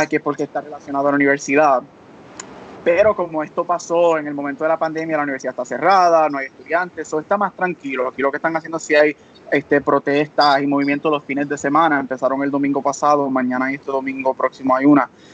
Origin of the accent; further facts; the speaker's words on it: Puerto Rico; como buen boricua, tenemos una mezcla en nuestra familia